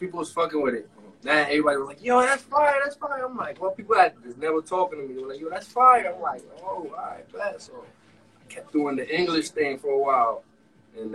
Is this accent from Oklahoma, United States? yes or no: no; New York City, New York, United States; I'm from Washington Heights